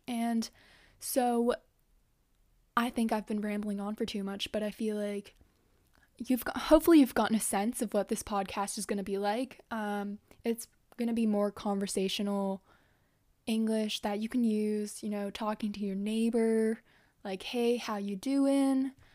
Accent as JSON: {"language": "English", "country": "Canada", "tie": "born or raised there", "also_born_or_lived": "Japan", "second_language": "English", "said": "I grew up here in Canada, but I've gone to Japanese school"}